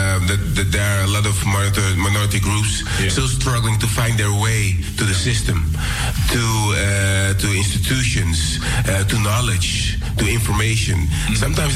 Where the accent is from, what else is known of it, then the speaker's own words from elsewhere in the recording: Amsterdam, North Holland, Netherlands; I was raised here in Amsterdam Southeast, and it's a melting pot of cultures.